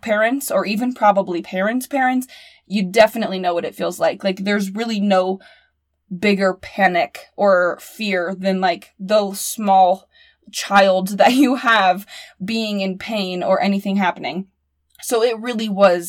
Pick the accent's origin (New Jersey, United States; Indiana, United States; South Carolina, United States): Indiana, United States; being from Indiana